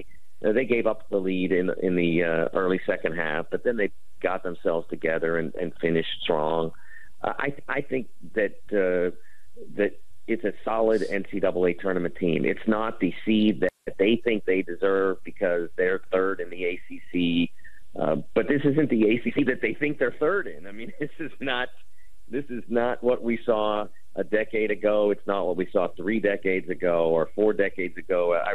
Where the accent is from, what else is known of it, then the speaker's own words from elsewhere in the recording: Pittsburgh, Pennsylvania, United States; moved away; I'm from Pittsburgh, so I'm pretty connected to the people back there